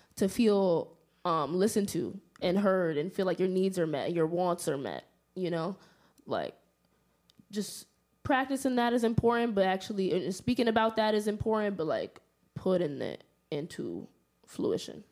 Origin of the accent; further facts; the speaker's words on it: New York, United States; growing up in New York, like, like I said before, Harlem native